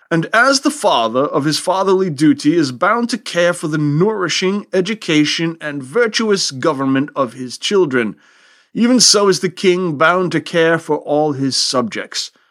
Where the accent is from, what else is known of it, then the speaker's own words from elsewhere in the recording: United States; here, In the good old U S